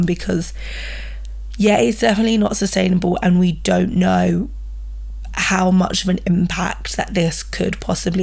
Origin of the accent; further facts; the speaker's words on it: United Kingdom; I'm British